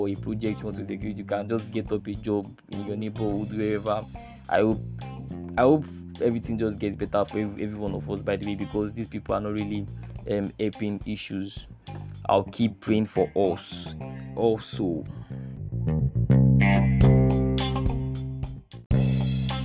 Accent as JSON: {"language": "English", "country": "Nigeria", "said": "as Nigerian youth"}